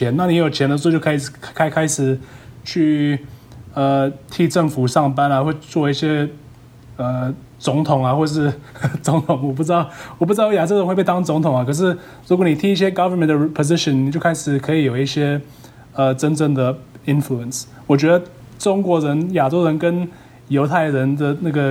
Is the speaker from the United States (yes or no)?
yes; United States; Chinese is a second language; also born or lived in Taiwan (ancestry); 我们在美国出生